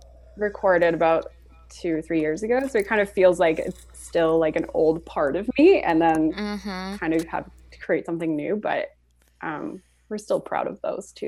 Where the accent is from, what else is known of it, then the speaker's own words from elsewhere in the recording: Switzerland; also born or lived in Florida / Montreal; now in Toronto, Canada; I'm originally from Switzerland and then moved to Florida.